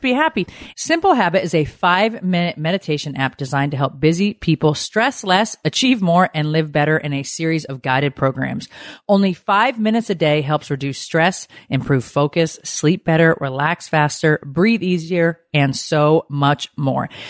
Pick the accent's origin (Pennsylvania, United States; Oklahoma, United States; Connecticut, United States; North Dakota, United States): Connecticut, United States; moved away; I grew up in Connecticut, so I was driving in snow